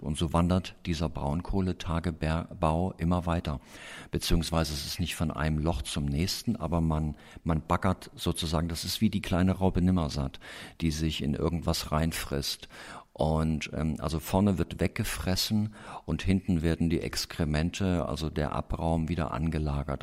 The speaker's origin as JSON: {"language": "German", "country": "Germany", "tie": "born or raised there", "said": "im Hainich in Thüringen, in meiner Heimat"}